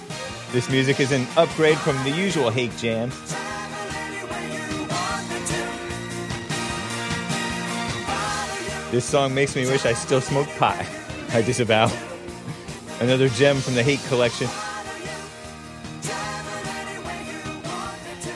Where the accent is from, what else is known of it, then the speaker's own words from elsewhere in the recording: near Pasadena / Monrovia area, California, United States; moved away; I grew up around Mexicans and Asians and some whites.